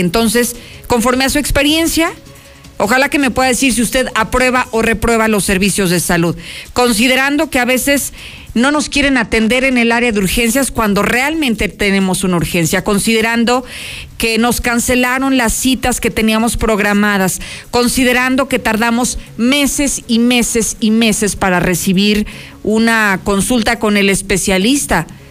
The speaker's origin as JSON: {"language": "Spanish", "country": "Mexico", "said": "seamos los mexicanos"}